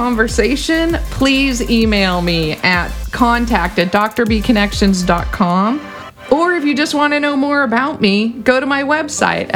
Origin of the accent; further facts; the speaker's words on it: California, United States; I'm a Californian